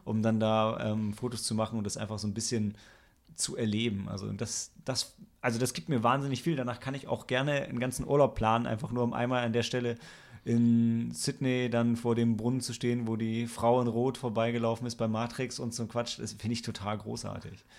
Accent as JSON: {"language": "German", "town": "Lilienthal", "region": "Lower Saxony", "country": "Germany", "said": "ich bin aus Lilienthal bei Bremen"}